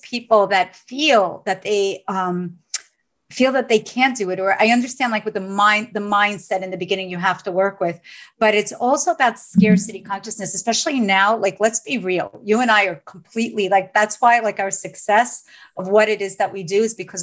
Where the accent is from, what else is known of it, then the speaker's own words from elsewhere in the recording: New York City, New York, United States; both of us are from Staten Island, New York. and we say it, we're born and raised in New York.